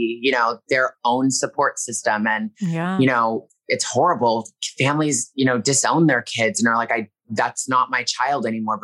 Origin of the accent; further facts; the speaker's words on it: Toronto, Ontario, Canada; now in Los Angeles, United States; I'm from Toronto and I live here in LA.